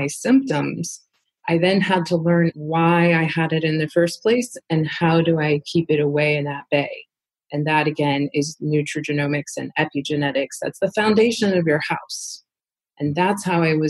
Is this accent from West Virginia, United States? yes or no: no; Southeast Alaska, United States; I was raised in Southeast Alaska on salmon from my own family catching it